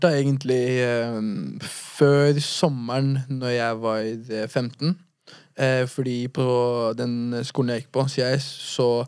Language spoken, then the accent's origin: Norwegian; Fredrikstad, Østfold, Norway; Lysleby. Eh, det er der jeg er oppvokst.